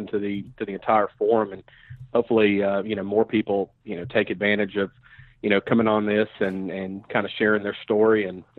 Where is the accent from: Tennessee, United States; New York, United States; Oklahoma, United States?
Tennessee, United States; Nashville; moved away as an adult; now in Charlotte, United States; I'm originally from Nashville